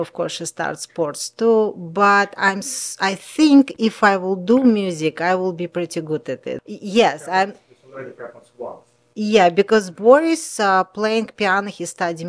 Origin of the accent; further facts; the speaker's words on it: Kaliningrad, Kaliningrad Oblast, Russia; English is a second language; moved away as an adult; I grew up on Baltic Sea.